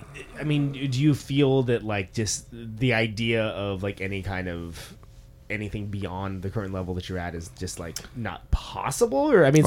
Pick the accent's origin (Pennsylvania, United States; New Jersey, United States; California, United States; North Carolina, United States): California, United States; Modesto; now in Oakland, United States; I'm from Oakland, but I grew up in the Central Valley in Modesto